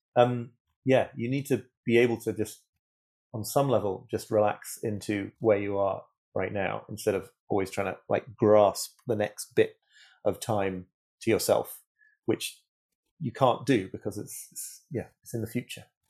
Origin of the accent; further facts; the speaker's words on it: United Kingdom; I'm British